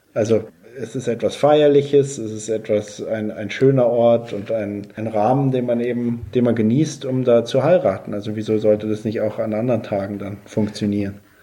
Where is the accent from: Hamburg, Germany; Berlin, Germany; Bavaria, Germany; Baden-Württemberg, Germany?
Bavaria, Germany; ich komme ja aus Bayern